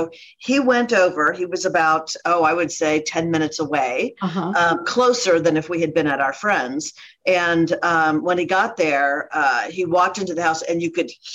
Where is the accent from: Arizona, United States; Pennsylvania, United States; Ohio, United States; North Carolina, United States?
Ohio, United States; now in Dallas, United States; I'm from Ohio